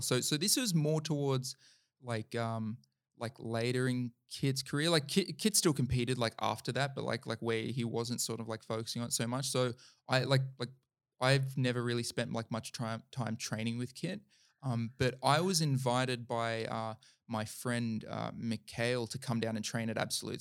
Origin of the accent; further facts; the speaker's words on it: Central Coast / Lake Macquarie, New South Wales, Australia; went to school together on the Central Coast and, like, both left the same school and ended up at the same school